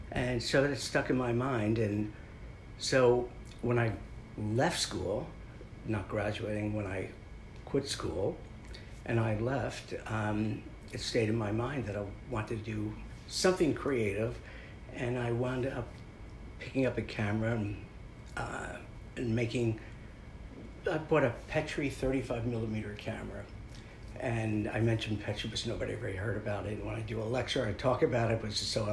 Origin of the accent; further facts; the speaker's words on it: Maplewood, New Jersey, United States; I grew up in New Jersey, in Maplewood, South Orange, New Jersey.